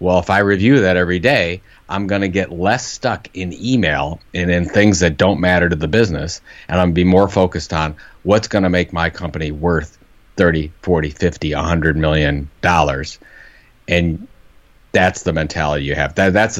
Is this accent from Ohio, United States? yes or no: yes; Cleveland, Ohio, United States; I'm from Cleveland, Ohio.